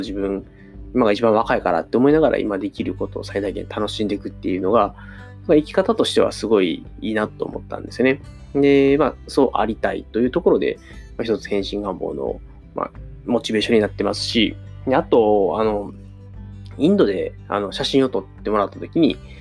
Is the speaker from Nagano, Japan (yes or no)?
no; near Osaka University of Arts, Japan; 僕の地元の、まあ、大阪芸大が、あ僕、大阪芸大のすぐそばに住んでたんですけど